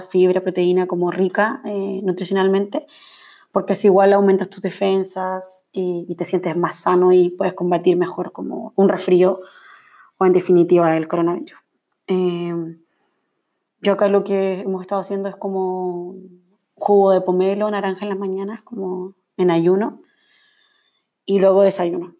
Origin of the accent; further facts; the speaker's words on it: Viña del Mar, Villa Alemana, Quillota, Valparaíso, Chile; moved away as an adult; now in Santiago, Chile; soy de Viña, Villa Alemana, Quillota, por ahí como, esos son como mis lugares